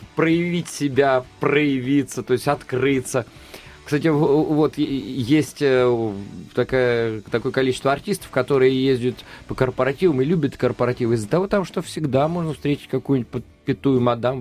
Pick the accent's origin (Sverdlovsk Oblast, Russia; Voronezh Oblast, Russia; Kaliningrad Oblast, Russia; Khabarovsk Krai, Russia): Voronezh Oblast, Russia; Voronezh; если брать черноземный край, вот я из Воронежа